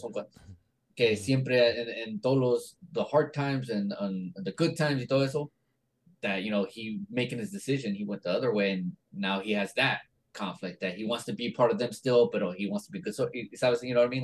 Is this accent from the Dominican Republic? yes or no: no; Mexico; los mexicanos hablamos español.